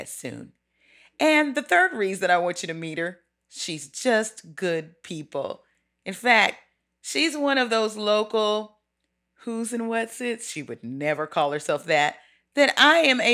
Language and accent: English; Dallas, Texas, United States; I grew up in Dallas